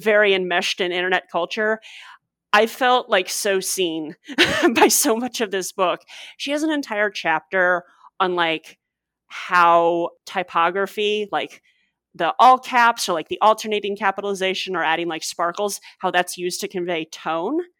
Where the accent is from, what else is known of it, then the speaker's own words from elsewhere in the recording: St. Louis, Missouri, United States; I grew up in Saint Louis